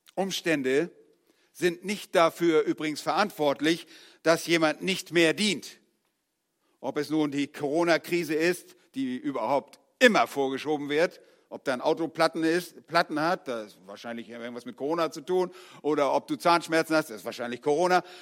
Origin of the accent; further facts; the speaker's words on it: Northern Germany, Germany; moved away; als Norddeutscher